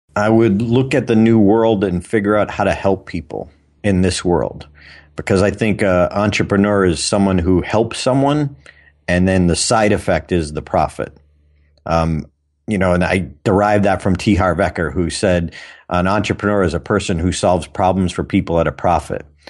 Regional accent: Auburn, Massachusetts, United States; Doctor Robert Goddard, who had launched the first liquid fuel rocket in history in my hometown

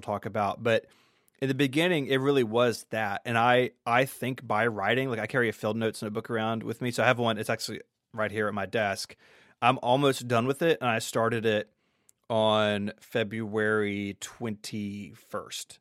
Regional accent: Memphis, Tennessee, United States; I'm from the South. I grew up in a suburb of Memphis

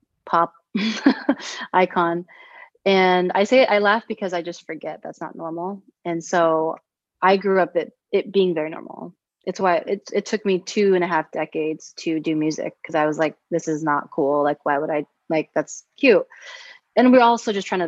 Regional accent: United States; I grew up, obviously, you know, American

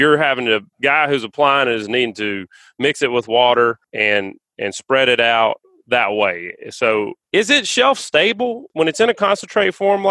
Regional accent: Alabama, United States; we're but all from Alabama

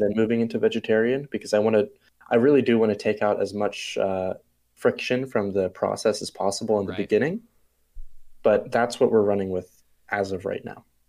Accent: Bermuda; I'm from Bermuda. It's a small island off of uh, the coast of the eastern coast of the U.S.

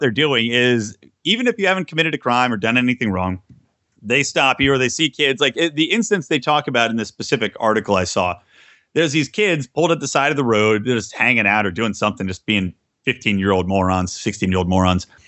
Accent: Yardley, Pennsylvania, United States; I grew up in Bucks County, Pennsylvania

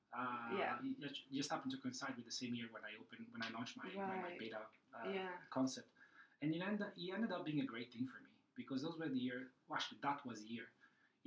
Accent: Italy; accent: Italian; English is a second language; moved away as an adult; also born or lived in Madrid, Spain / Cardiff, Wales / London, United Kingdom / New York, United States; now in Singapore; I'm Italian. You can tell that from the accent. I left more or less 20 years ago.

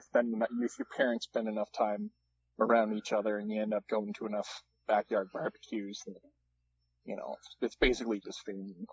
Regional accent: Manitoba, Canada; I spent most of my formative years in friendly Manitoba

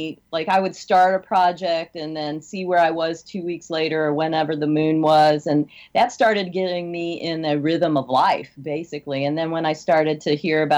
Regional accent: Midwest, United States; moved away; I'm from the Midwest, where you're not supposed to have an accent

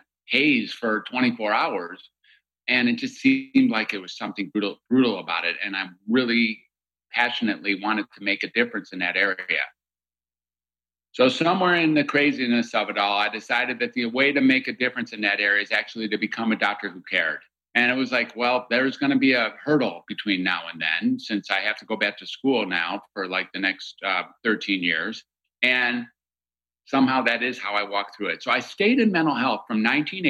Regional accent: Michigan, United States; I grew up in Michigan

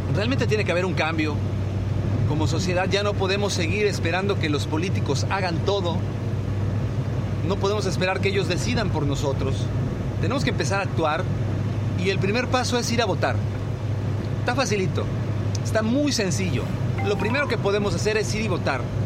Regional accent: Mexico; como ciudadanos mexicanos que somos, ya sea que vivamos en el país o en el extranjero

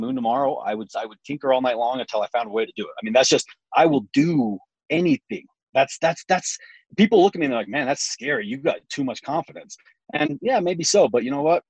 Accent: Utah, United States; also born or lived in Cumberland, Maryland; I was born in Cumberland, Maryland, where they were stationed at the hospital for a while. I only lived there for 6 weeks until my family moved back to Utah.

